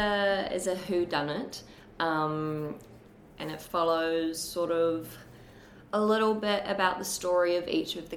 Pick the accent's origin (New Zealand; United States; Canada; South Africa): New Zealand; moved away as an adult; also born or lived in Brisbane, Australia; now in Sydney, Australia; growing up in New Zealand, when I was growing up in New Zealand